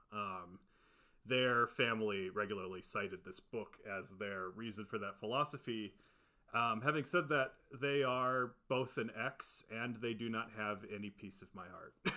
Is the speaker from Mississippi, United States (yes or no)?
no; Ohio, United States; now in California, United States; We're both from Ohio